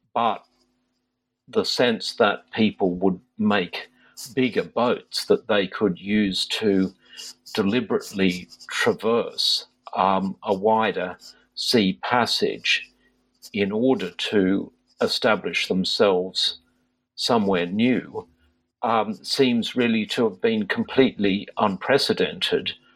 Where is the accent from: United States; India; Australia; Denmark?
Australia; Sydney, New South Wales; moved away as an adult; now in United Kingdom; I grew up in Sydney, in Australia